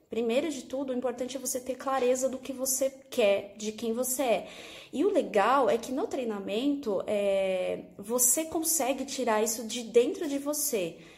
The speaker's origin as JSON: {"language": "Portuguese", "region": "São Paulo", "country": "Brazil", "said": "arquiteta …, sou de São Paulo, sou aluna da Raquel Menezes"}